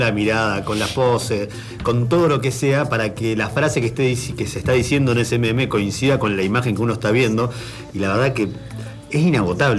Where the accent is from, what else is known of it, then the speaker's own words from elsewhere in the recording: Argentina; yo hablo como argentino en general.